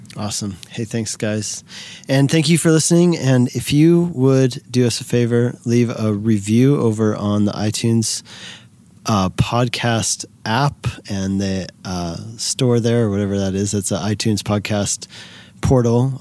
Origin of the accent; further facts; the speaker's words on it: Colorado, United States; here in my home state of Colorado